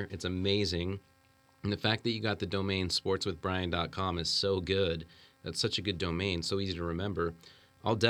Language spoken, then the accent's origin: English; Salt Lake City, Utah, United States; I hail from Salt Lake, Utah.